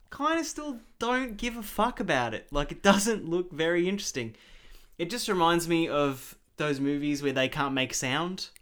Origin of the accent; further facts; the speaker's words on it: Australia; I am an Australian. I was born here.